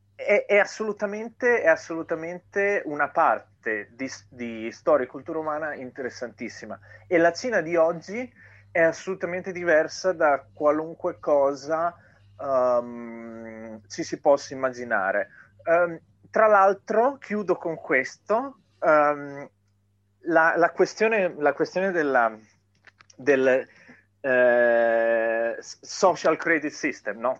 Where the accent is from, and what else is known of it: Italy